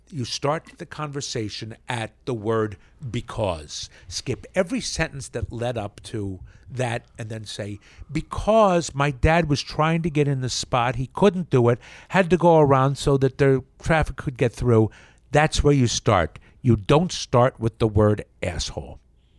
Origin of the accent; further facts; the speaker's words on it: Yardley, Pennsylvania, United States; also born or lived in Trenton, New Jersey; I grew up in Yardley, Pennsylvania. Well, born in Trenton